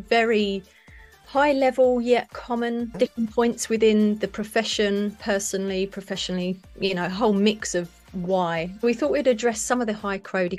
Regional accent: Brighton, South East England, United Kingdom; Brighton is my hometown down on the coast

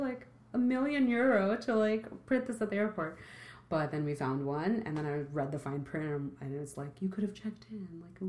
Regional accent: New York, United States; As a New Yorker

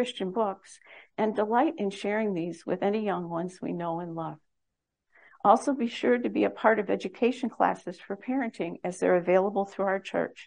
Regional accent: Chicago, Illinois, United States; My husband Paul and I were born and raised in the Chicago area

